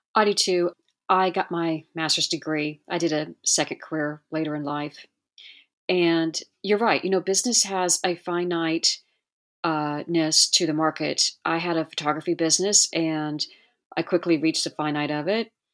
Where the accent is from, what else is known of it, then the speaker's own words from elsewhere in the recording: Hawaii, United States; I'm from Hawaii